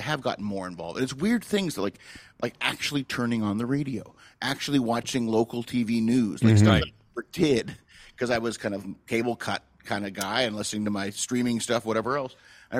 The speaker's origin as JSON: {"language": "English", "country": "Canada", "moved": "yes", "said": "Part of me is like, well, I'm a Canadian guy."}